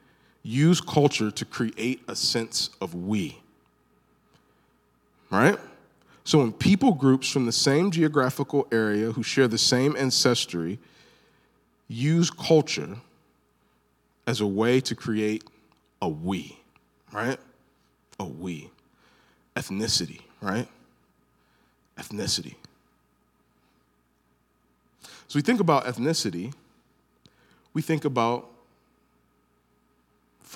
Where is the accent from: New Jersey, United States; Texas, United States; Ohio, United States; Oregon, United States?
Ohio, United States; Northeast; also born or lived in Birmingham, Alabama (family origin); I'm an African American from Northeast Ohio